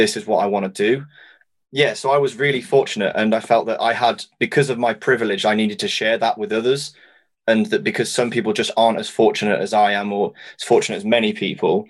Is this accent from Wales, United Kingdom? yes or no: yes; Wales, United Kingdom; I'm Welsh